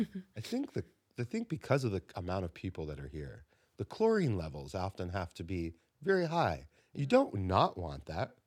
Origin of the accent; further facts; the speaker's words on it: South Florida, United States; I'm from South Florida.